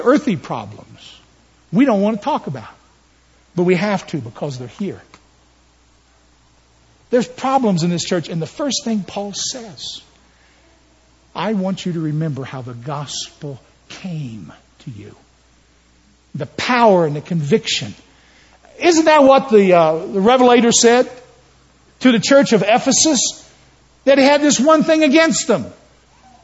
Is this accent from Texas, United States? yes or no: no; West Virginia, United States; I'm from West Virginia. I don't know what you know about people from West. I was born up a holler